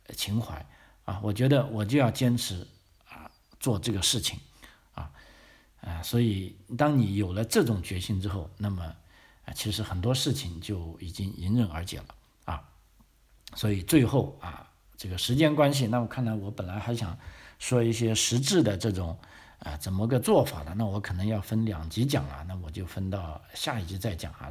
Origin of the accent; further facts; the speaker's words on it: China; moved away as an adult; now in Australia; 我们中国人